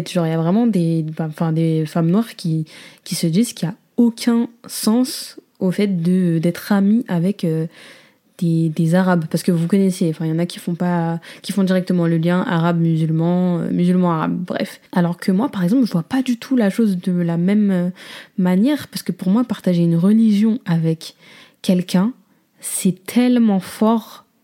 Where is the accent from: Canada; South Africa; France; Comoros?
Comoros; moi, en tant que Comorienne, c'est encore plus délicat